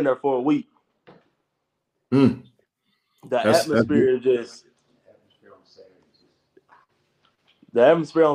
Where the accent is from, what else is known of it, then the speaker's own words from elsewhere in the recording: Jackson, Mississippi, United States; I'm in my hometown, so I know my family gonna come support